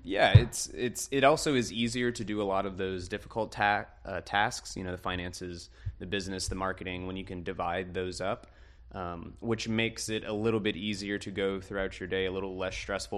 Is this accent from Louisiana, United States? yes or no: yes; Kenner, Louisiana, United States; I'm from Kenner as well.